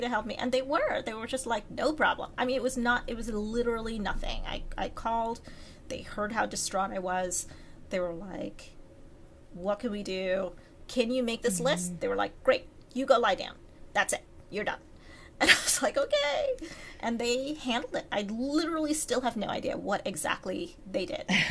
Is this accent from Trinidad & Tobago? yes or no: yes; Trinidad & Tobago; now in United States; growing up in Trinidad